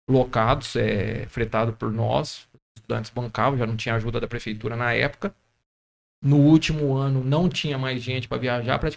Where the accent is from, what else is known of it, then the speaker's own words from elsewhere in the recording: Bebedouro, São Paulo, Brazil; Sou nascido em Bebedouro, criado